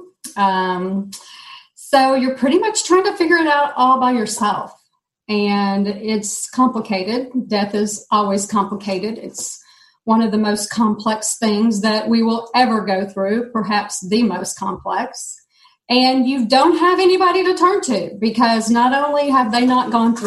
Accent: Dallas, Texas, United States; I'm from Dallas, Texas

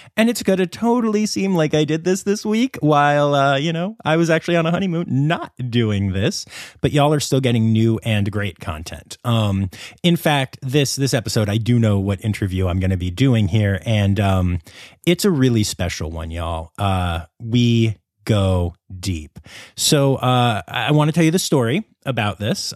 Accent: Pennsylvania, United States; my home state of Pennsylvania

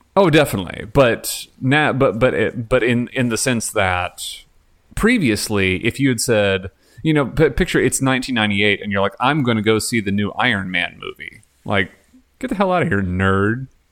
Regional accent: Texas, United States; Growing up in Texas

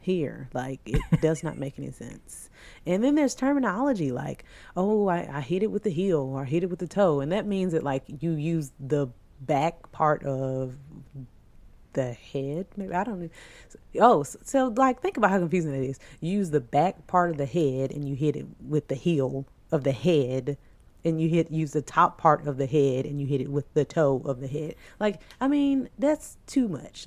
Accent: the South, United States; we are from the South

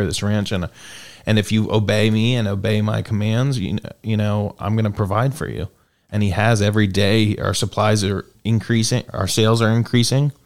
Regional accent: Pennsylvania, United States; also born or lived in South Carolina; now in Greeneville, United States; Originally, I'm from Pennsylvania.

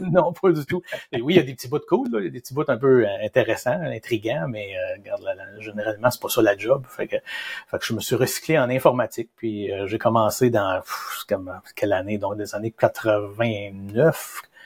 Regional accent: Shawinigan, Quebec, Canada; on vient de Shawinigan

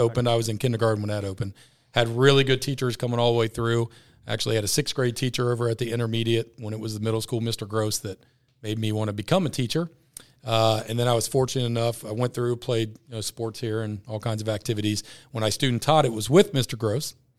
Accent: Ross, United States; I'm from Ross. I've been with Ross my whole life.

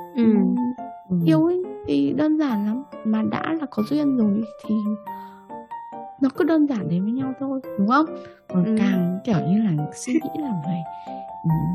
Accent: Vietnam; moved away as an adult; now in United Kingdom; mình sinh ở ra ở Việt Nam mình là người Việt Nam 25 năm rồi ờ, thế rồi là mình sang Anh

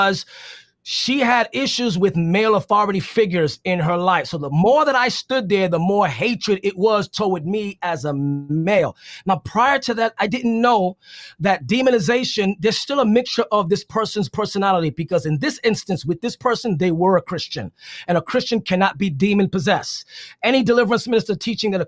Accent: New York City, New York, United States; I'm from the Bronx

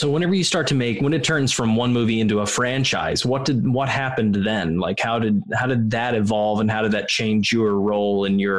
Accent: Missouri, United States; moved away; I'm from the middle of nowhere, Missouri, so I absolutely understand that. Okay. I was hillbilly that moved to the city.

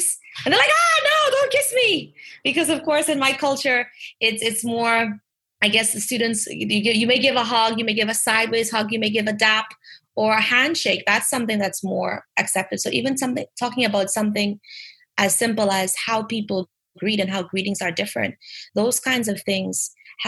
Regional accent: Bahamas; as Bahamians or as native English speakers

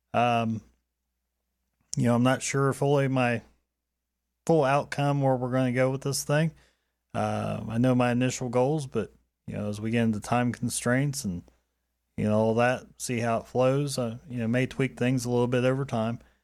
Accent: Dayton, Ohio, United States; So I grew up around Dayton, Ohio.

